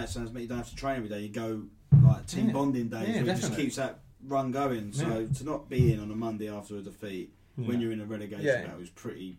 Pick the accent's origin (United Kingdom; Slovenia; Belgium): United Kingdom; London; because I was born in North London, so I used to go with my dad.